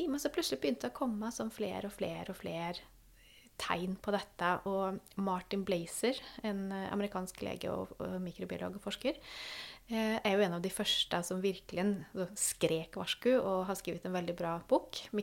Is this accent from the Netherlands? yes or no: no; Sweden; now in Norway; Jeg kom jo fra Sverige, så jeg leste så hva som skjedde der òg.